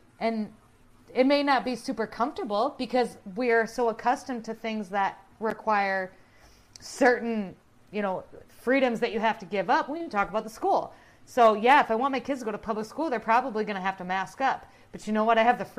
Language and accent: English; South Dakota, United States; I was born and raised in South Dakota.